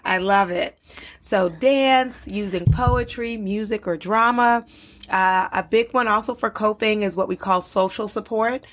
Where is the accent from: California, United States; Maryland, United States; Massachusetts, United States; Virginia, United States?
Maryland, United States; Baltimore; moved away as an adult; also born or lived in Liberia / North Carolina; I grew up in Baltimore